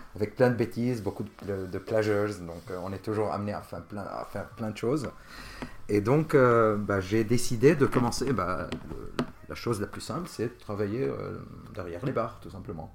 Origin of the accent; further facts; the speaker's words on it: Jounieh, Keserwan-Jbeil, Lebanon; moved away as an adult; also born or lived in Bordeaux, France; now in Paris, France; je suis originaire, je suis né au Liban, d'une ville qui s'appelle Jounier, Et bah, j'ai vécu jusqu'à mes 25 ans au Liban